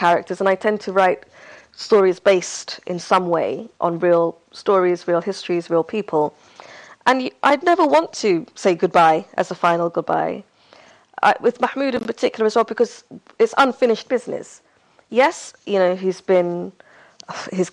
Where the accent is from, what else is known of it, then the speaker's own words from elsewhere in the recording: Hargeisa, Somaliland, Somalia; moved away; my hometown, Hargeisa, which is the capital of that republic.